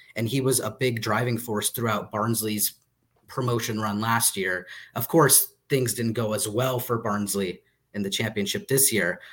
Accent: United States; I'm an American

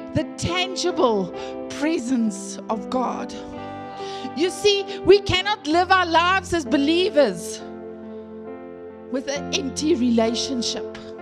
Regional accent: the Karoo, Eastern Cape, South Africa; I grew up in the Karoo, in the Eastern Cape

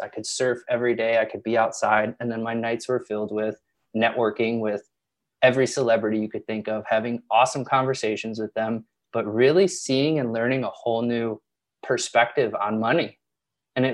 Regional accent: Chicago, Illinois, United States; moved away as an adult; also born or lived in Los Angeles; I'm from the Midwest, Chicago

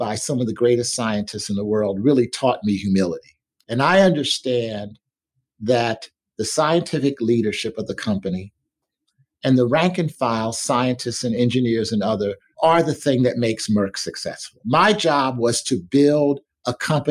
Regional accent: Philadelphia, Pennsylvania, United States; growing up as a Black child in the inner city of Philadelphia

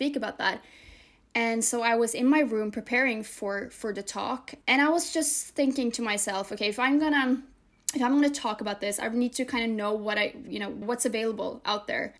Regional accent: Norway; I'm Norwegian, and so is she, and then half Moroccan, and So we grew up together in Norway

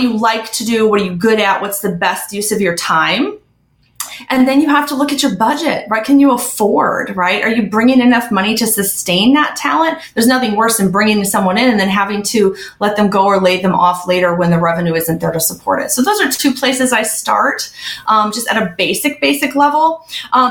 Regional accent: Midwest, United States; I'm originally from the Midwest

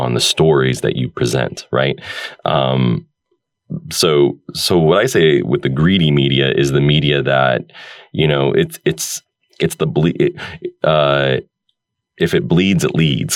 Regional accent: United States; also born or lived in Oregon; growing up in America

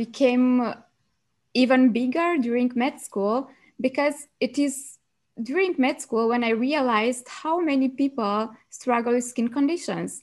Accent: Romania; moved away as an adult; now in Germany; I'm originally from Romania and I studied medicine in Germany. So I came to Germany 6 years ago

